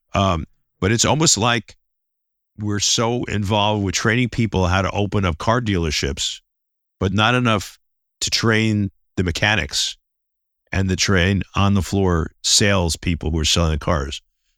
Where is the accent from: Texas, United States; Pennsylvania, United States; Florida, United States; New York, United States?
New York, United States; New York City; I'm originally from the Bronx, and you know, sort of kind of tough, rough and ready approach.